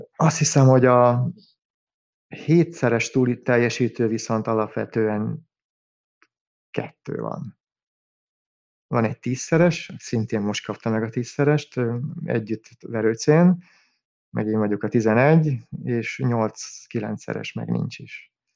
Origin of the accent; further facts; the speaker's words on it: Budapest, Hungary; bár messze van tőlem budapesti lévén